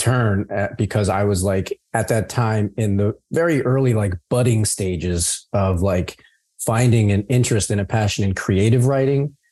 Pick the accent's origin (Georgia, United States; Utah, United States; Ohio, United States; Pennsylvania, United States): Pennsylvania, United States; a suburb outside of Philadelphia; moved away as an adult; now in Los Angeles, United States; a suburb outside of Philadelphia